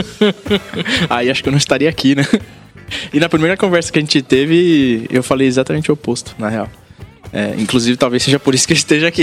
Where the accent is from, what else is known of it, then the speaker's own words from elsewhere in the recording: São Paulo, Brazil; Eu nasci em São Paulo, na Zona Norte, daquela janela da dá para ver meu prédio. E eu cresci aqui, muito perto daqui